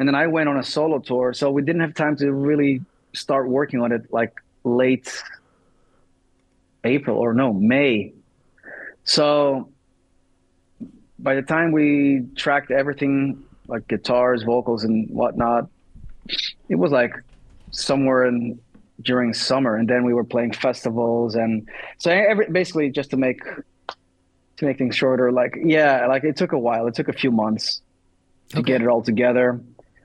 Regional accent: Thessaloniki, Central Macedonia, Greece; I'm from Thessaloniki

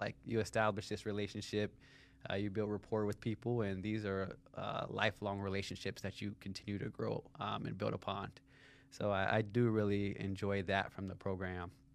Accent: Cincinnati, Ohio, United States; I grew up in Cincinnati, Ohio

